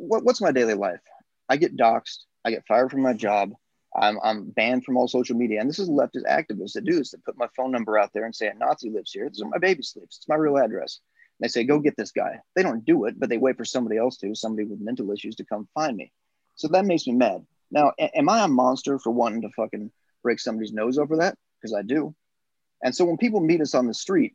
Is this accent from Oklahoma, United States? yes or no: no; North Carolina, United States; moved away; also born or lived in Hawaii; I was born in North Carolina. I grew up down South, but I'm not like my family isn't from the South